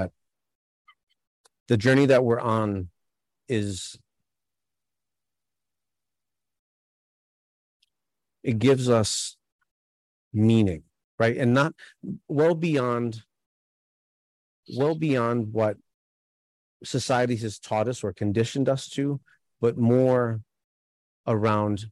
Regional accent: New York City, New York, United States; I grew up in New York City

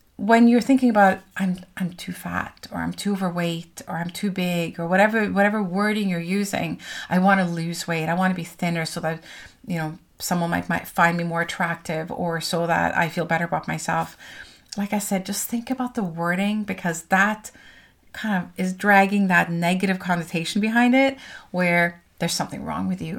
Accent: Norway; moved away; I'm from Norway

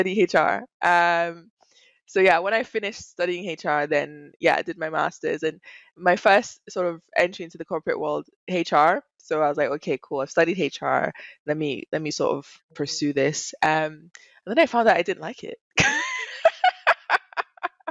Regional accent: Nigeria; moved away as an adult; also born or lived in Dubai; now in London, United Kingdom; also Nigerian, born and raised.

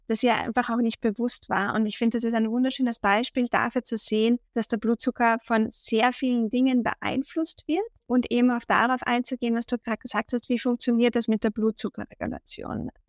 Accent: Austria; accent: Austrian; ich glaube auch unschwer meinem Dialekt zu erkennen, komme ich aus Österreich.

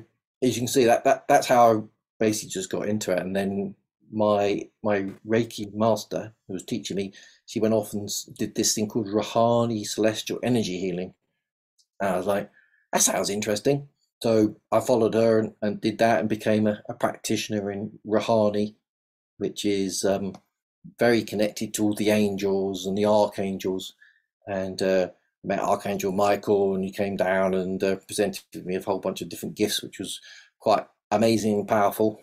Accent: London, United Kingdom; accent: South London; moved away as an adult; now in Devon, United Kingdom; So that's where most of my accent is from, South London

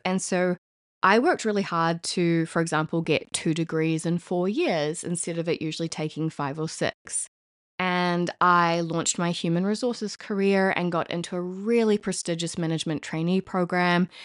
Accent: New Zealand; now in Paris, France; as a New Zealander living in Paris, France

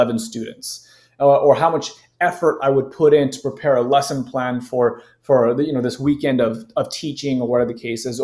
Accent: Southern California, United States; I grew up in Southern California

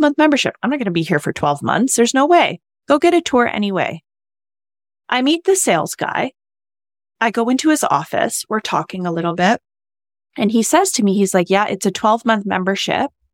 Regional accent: Canada; moved away as an adult; I'm new here. I'm from Canada

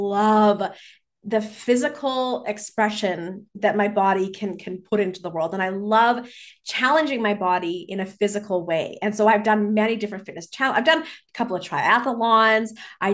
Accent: Vancouver, British Columbia, Canada; growing up in Vancouver in British Columbia. How can I not be an avid hiker?

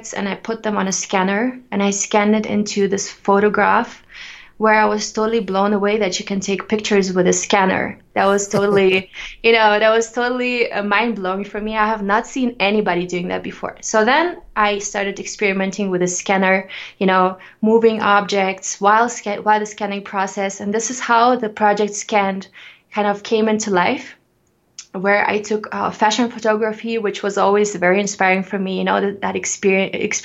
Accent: Ukraine; now in Denver, United States; I was growing up in the Ukraine where I was born.

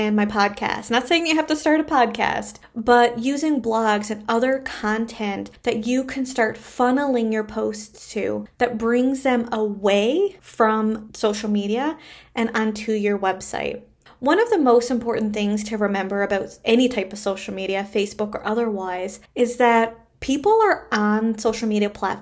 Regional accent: Canada; I am a Canadian social worker

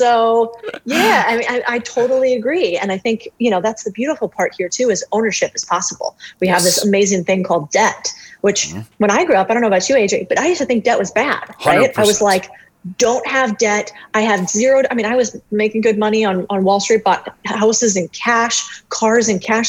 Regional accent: Phoenix, Arizona, United States; I grew up in Arizona. So family's immigrants. My father's family's from Spain, but I grew up in Phoenix, Arizona.

